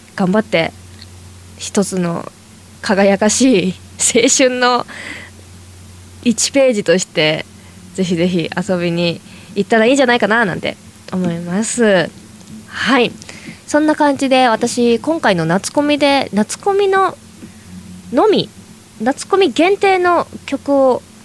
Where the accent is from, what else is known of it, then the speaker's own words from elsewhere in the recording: Toyama, Japan; moved away as an adult; now in Tokyo, Japan; 私は地元の 富山県にいた時ですね